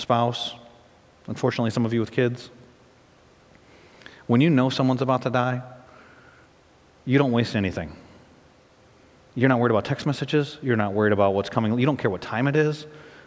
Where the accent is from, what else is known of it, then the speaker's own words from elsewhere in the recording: United States; I love our country. I'm a patriot.